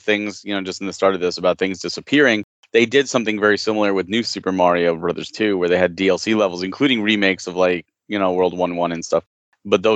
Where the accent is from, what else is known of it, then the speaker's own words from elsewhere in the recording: Fair Lawn, New Jersey, United States; I'm in Jersey